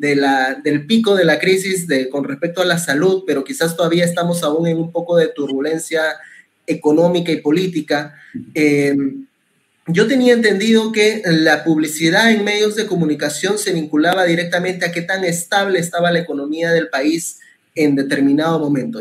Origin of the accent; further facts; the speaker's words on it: Peru; como peruanos resilientes que somos